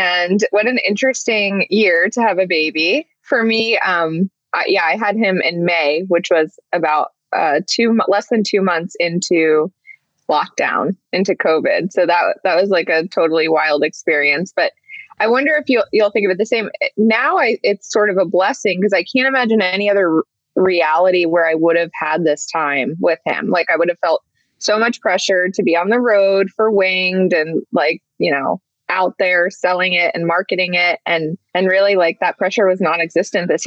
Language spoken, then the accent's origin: English; Montclair, New Jersey, United States; also born or lived in East Brunswick, New Jersey; I lived in Montclair, the majority of it